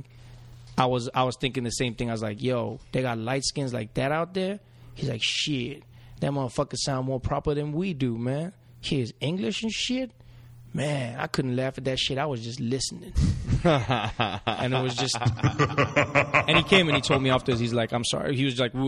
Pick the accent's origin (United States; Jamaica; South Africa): South Africa; accent: South African; I'm from Africa